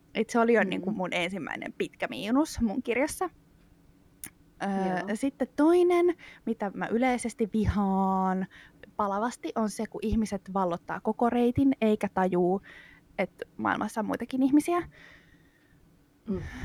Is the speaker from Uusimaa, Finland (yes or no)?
yes; Espoo, Uusimaa, Finland; mä oon kasvanut Espoossa.